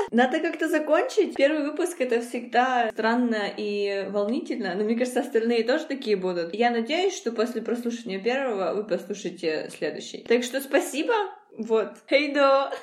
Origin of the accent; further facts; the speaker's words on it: Donetsk, Donetsk Oblast, Ukraine; moved away as an adult; now in Sweden; я из, э, Донецка, и я всю сознательную жизнь там прожила, но в две тысячи четырнадцатом году я переехала из Донецка